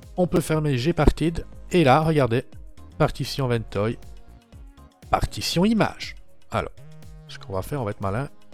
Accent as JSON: {"language": "French", "country": "Belgium", "said": "Je suis belge"}